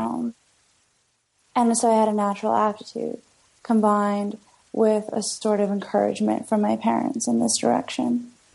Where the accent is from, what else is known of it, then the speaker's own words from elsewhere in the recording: London, Ontario, Canada; moved away as an adult; also born or lived in Kingston, Ontario / Toronto, Ontario; now in New York, United States; where I'm from is uh, London, Ontario, which is two hours away from Toronto